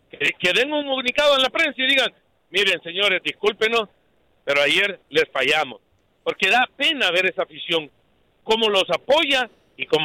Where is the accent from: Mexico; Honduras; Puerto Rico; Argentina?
Honduras; y esto que no soy Olimpia, pero hondureño